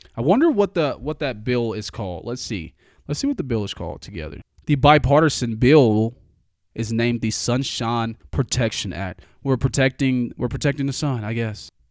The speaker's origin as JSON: {"language": "English", "region": "the South", "country": "United States", "said": "I'm from the South"}